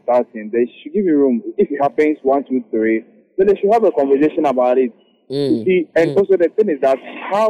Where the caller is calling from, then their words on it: Lagos, Nigeria; Currently at North Lagos.